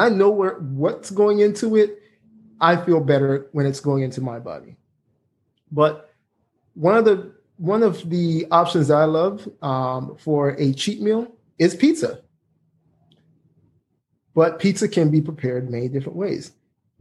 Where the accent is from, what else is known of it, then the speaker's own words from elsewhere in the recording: Jamaica; excuse me for the way I say beer, I'm Jamaican